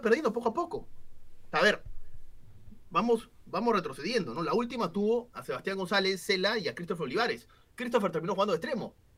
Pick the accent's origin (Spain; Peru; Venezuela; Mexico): Peru